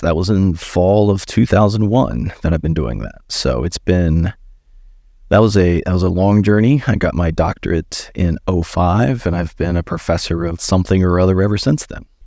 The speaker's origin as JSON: {"language": "English", "town": "Christiansburg", "region": "Virginia", "country": "United States", "tie": "born or raised there", "also_born_or_lived": "Blacksburg, Virginia", "moved": "as an adult", "lives_now": "Columbia, United States", "said": "I grew up in Christiansburg"}